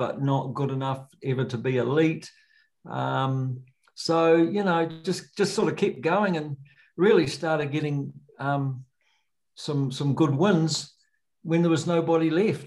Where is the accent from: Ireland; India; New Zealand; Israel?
New Zealand; Auckland; also born or lived in Hobsonville; now in Wanaka, New Zealand; I grew up up north in Auckland.